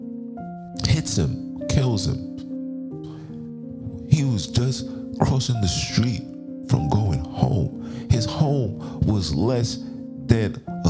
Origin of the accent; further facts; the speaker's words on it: United States; being an American